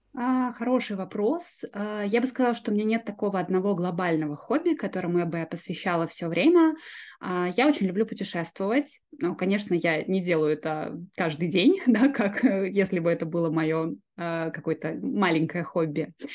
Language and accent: Russian; Yeysk, Krasnodar Krai, Russia; я родилась на юге России, в маленьком городе. Я думаю, что даже не все жители России его знают. Называется город Ейск